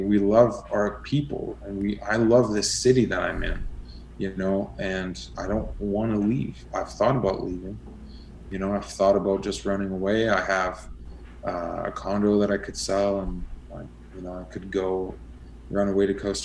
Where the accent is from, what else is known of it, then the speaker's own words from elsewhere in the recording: Montreal, Quebec, Canada; moved away; also born or lived in Western Canada; I'm originally from Quebec, from Montreal. And then I came out west